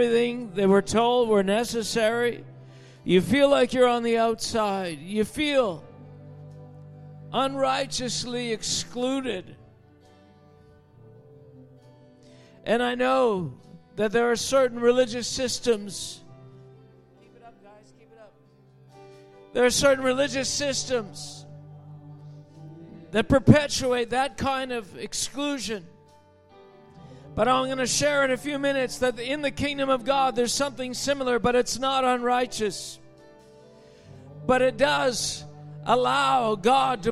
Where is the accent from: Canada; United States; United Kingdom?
Canada; we're from Canada